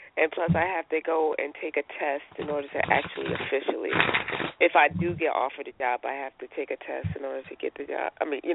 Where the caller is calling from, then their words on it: North Carolina, United States; I'm calling from North Carolina.